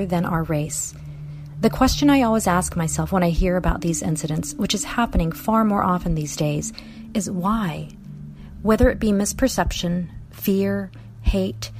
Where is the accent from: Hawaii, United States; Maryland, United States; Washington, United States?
Hawaii, United States; also born or lived in Seoul, South Korea; now in Seattle, United States; I was born in Seoul, South Korea, and my family immigrated to Hawaii when I was a little girl. We were part of the wave that arrived through family reunification, or more recently coined as chain migration. Growing up in multicultural Hawaii